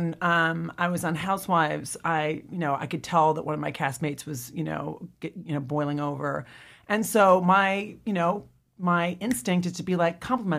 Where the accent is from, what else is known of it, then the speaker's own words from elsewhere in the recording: Midwest, United States; And I'm from the Midwest and people are just genuinely nice.